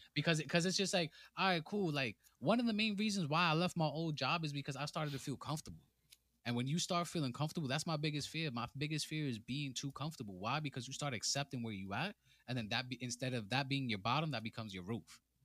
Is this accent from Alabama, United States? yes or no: no; New York City, New York, United States; I come straight out of the Boogie Down Bronx, fr-, straight outta High Bridge.